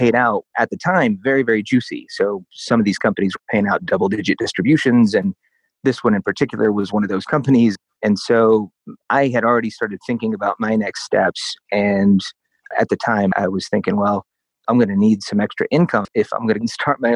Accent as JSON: {"language": "English", "region": "Oklahoma", "country": "United States", "moved": "yes", "lives_now": "Denver, United States", "said": "I'm originally from Oklahoma"}